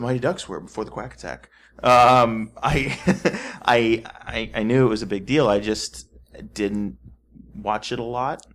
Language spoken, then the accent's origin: English; Texas, United States; I was from Texas